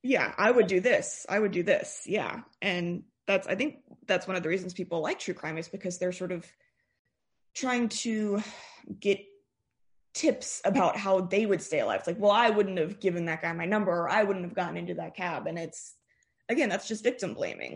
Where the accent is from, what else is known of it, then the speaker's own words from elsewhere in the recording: Austin, Texas, United States; also born or lived in Northern California; I grew up in Austin, went to high school here